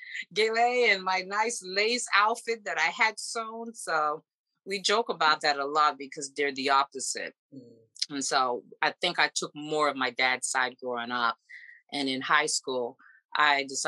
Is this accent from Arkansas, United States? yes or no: no; Charles County, Maryland, United States; also born or lived in Houston, Texas; I was born and raised in Houston, Texas and in Maryland